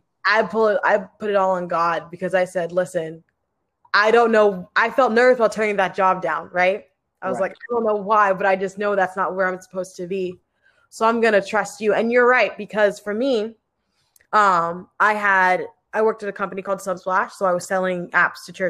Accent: Ashburn, Virginia, United States; moved away as an adult; now in Seattle, United States; I'm born and raised in Ashburn, Virginia

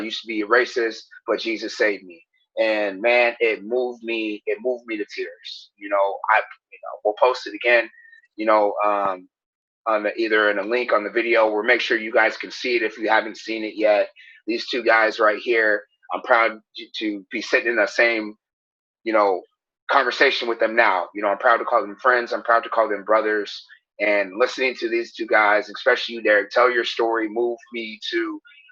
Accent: Marion, Illinois, United States; my hometown

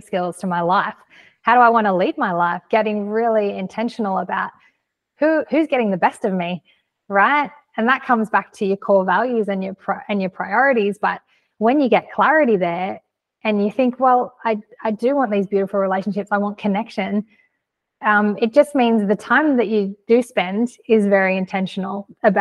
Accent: Australia; I'm from Australia.

